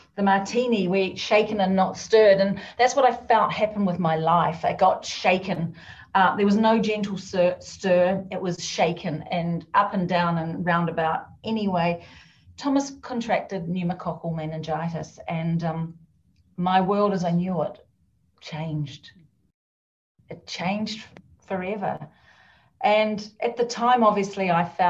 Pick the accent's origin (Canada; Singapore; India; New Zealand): New Zealand; now in Scotland, United Kingdom; I'm actually a Kiwi, and you're probably thinking, what's a Kiwi? Although some of you may know, I'm a New Zealander.